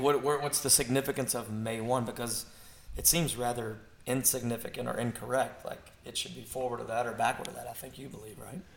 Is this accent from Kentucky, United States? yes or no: yes; Kentucky, United States; we're from Kentucky